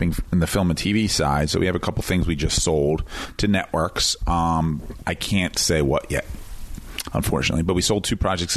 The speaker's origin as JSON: {"language": "English", "town": "Philadelphia", "region": "Pennsylvania", "country": "United States", "moved": "yes", "said": "I'm from Philly"}